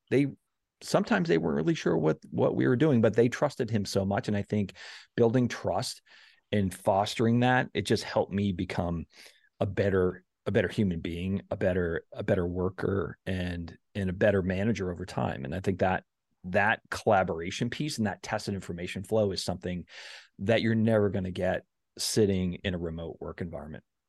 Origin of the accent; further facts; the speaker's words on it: South Shore, Massachusetts, United States; I grew up on the South Shore